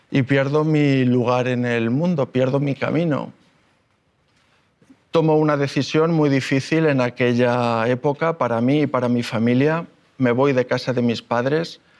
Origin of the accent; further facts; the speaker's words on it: Málaga, Andalusia, Spain; born there; Yo nací en Málaga hace 39 años, soy hijo de marino, mi padre ha viajado prácticamente por todo el mundo y esa es una de las razones por las que hemos vivido en muchos lugares.